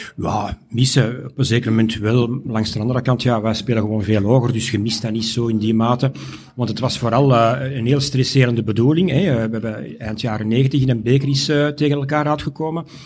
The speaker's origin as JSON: {"language": "Dutch", "town": "Mechelen", "region": "Flanders", "country": "Belgium", "said": "als Mechelaar"}